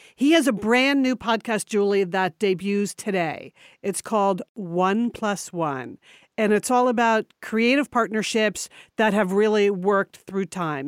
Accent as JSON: {"language": "English", "region": "Connecticut", "country": "United States", "tie": "born or raised there", "moved": "yes", "said": "we were born and raised in Connecticut."}